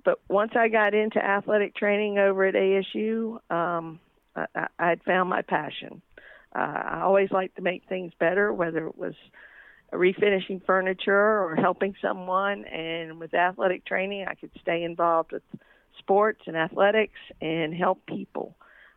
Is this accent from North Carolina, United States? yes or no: yes; Mount Airy, North Carolina, United States; I'm originally from Mount Airy, North Carolina. Yes, everyone thinks of it as Mayberry. I did grow up an only child